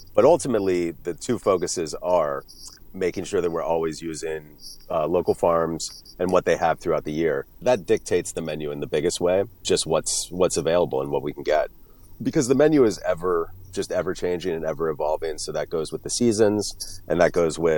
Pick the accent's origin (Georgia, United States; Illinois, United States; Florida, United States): Florida, United States; now in Western Massachusetts, United States; I grew up mainly in Florida